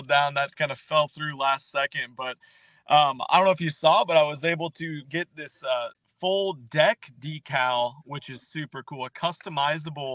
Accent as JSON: {"language": "English", "region": "Nebraska", "country": "United States", "tie": "born or raised there", "moved": "as an adult", "lives_now": "Texas, United States", "said": "born and raised in Nebraska, lived there my whole life"}